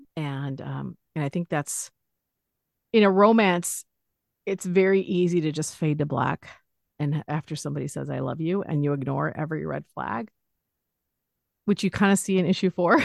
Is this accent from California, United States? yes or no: yes; Los Angeles, California, United States; I'm from Los Angeles